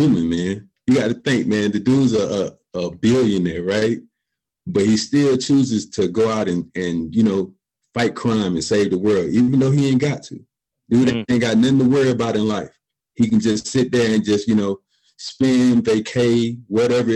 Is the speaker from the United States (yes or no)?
yes; Columbus, Georgia, United States; I'm from Columbus, Georgia, grew up in a low income single parent home